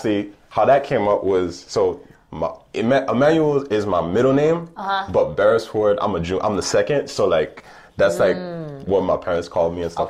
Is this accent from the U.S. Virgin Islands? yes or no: yes; U.S. Virgin Islands; moved away; I'm from St. Thomas specifically